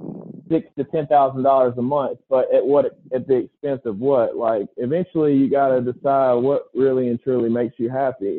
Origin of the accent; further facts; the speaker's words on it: Laurel, Mississippi, United States; also born or lived in Jackson, Mississippi; my hometown in Laurel